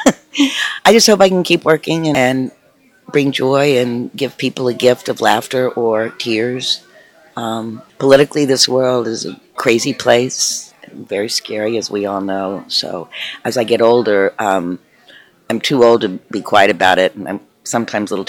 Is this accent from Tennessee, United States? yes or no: yes; Tennessee, United States; moved away; I grew up in Tennessee, which is quite a red state, and I think about relocating back there as I get older